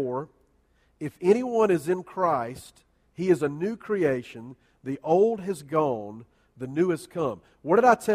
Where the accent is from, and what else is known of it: United States